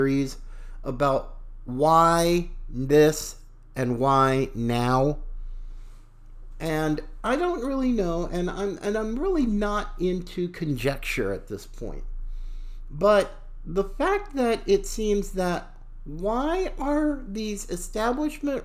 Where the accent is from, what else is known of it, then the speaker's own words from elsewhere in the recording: the South, United States; as a Southerner myself